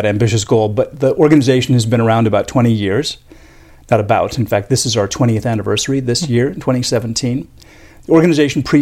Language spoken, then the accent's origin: English; Northfield, Minnesota, United States; Went to Carleton College, which is my hometown